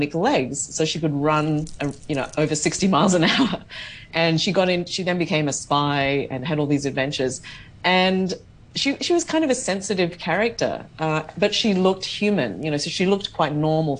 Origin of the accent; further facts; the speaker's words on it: Australia; I grew up in Australia